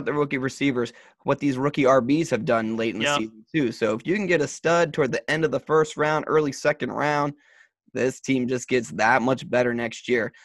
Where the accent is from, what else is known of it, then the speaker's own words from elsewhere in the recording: Maryland, United States; I'm from Maryland